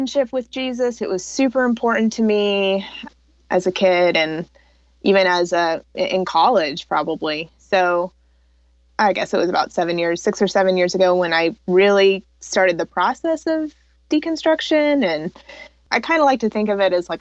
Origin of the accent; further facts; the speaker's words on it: the Bible Belt, United States; I was raised fundamentalist Baptist in the Bible Belt